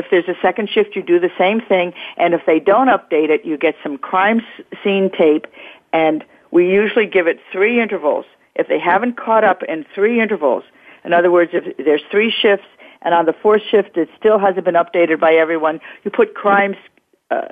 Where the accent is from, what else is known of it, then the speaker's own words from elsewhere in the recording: New York City, New York, United States; the East Coast, my hometown